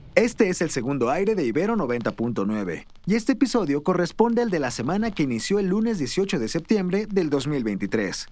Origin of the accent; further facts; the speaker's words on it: Mexico; tenemos como mexicanos